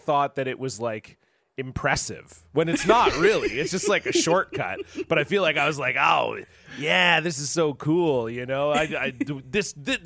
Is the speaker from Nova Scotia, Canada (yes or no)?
no; Ontario, Canada; now in Vancouver, Canada; I grew up in Ontario